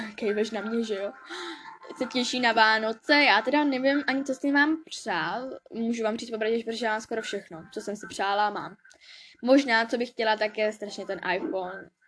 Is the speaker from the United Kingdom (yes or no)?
yes; Bradford, Yorkshire and the Humber, United Kingdom; now in Kolín, Czech Republic; narodila jsem se v Anglii, ve Velké Británii, v Bradfordu